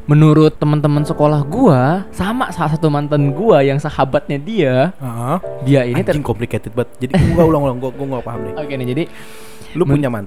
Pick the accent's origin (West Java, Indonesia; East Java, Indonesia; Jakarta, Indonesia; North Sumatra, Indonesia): Jakarta, Indonesia; now in Solo, Indonesia; kayak gue kan pindah dari Jakarta orang-orang sana tuh kayak ngeliat orang Jakarta heboh gitu loh heboh sendiri